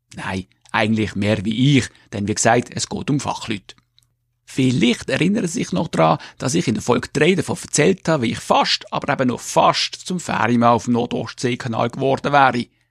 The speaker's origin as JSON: {"language": "German", "country": "Switzerland", "tie": "born or raised there", "said": "von meiner Heimatgemeinde"}